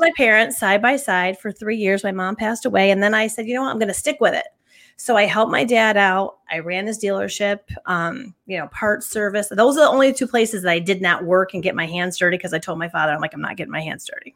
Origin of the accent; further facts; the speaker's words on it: Northville, New York, United States; I was born and raised in Northville, New York, on the Sacondaga Lake